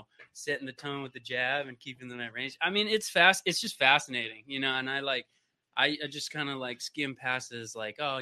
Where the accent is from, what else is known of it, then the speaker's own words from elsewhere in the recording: Vancouver, British Columbia, Canada; moved away as an adult; now in United States; And so I grew up in Canada from Vancouver